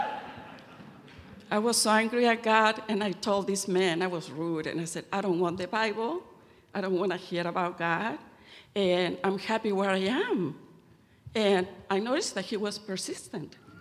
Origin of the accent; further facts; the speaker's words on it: Santiago, Santiago Metropolitan Region, Chile; moved away; I was born in Santiago of Chile in South America to a well off family